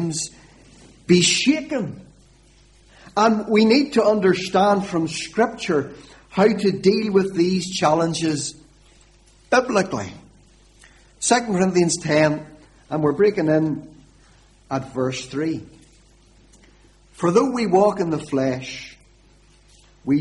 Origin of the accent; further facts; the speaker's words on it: Warrenpoint, Northern Ireland, United Kingdom; now in Lurgan, United Kingdom; I'm not a Lurgan man originally. I'm originally from Warren Point, which is away down on the southeast coast